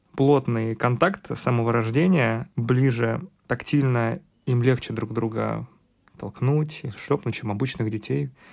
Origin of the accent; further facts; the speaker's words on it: Siberia, Russia; moved away; also born or lived in Warsaw, Poland; Я находился в Новосибирске, поскольку я сибиряк